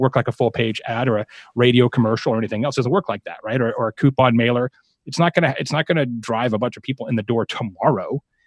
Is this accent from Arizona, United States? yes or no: yes; Arizona, United States; I'm from Arizona